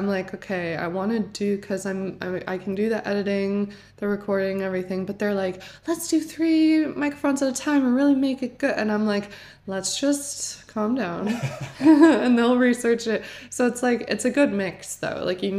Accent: Weston, Connecticut, United States; also born or lived in Manhattan; I was born in Manhattan, moved to Weston, Connecticut, which is just such a small place

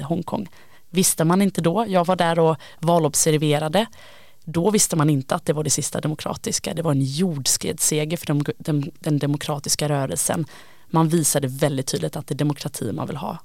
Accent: Gothenburg, Västra Götaland, Sweden; Jag är ju göteborgare, kommer från en stad som är väldigt beroende av Kina

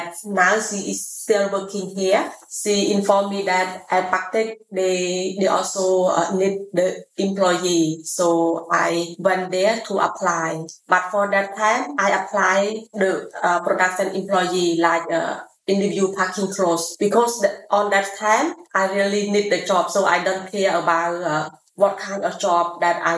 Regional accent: Siem Reap, Cambodia; also born or lived in Phnom Penh; I'm from Siem Reap province

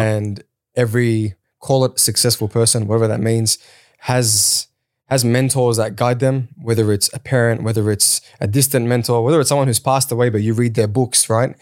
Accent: Sydney, New South Wales, Australia; also born or lived in Kurdistan (born overseas); I came to Australia when I was three with my older sister. Uh, I grew up in Sydney's West. I grew up in Auburn and Granville.

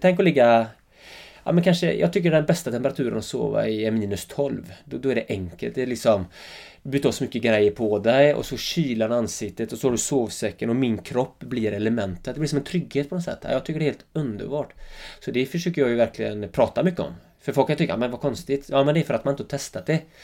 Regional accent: Öckerö, Västra Götaland, Sweden; accent: Öckerö dialect; now in Jämtland, Sweden; Mina första tio år var ju helt fantastiska, Öckre liksom. Jag bodde med morsan och farsan och mormor och morfar bodde granne

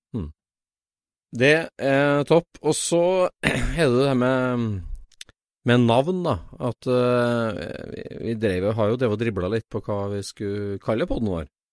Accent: Trondheim, Trøndelag, Norway; now in north of Oslo, Norway; Jeg er fra Trondheim, og det må jeg bare ta et forbehold om dialektforvirring med en gang. Jeg er fra Trøndelag

